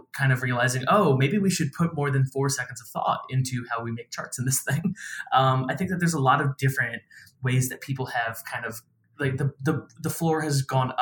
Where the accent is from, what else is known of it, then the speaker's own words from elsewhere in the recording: New York City, New York, United States; I'm from the New York City area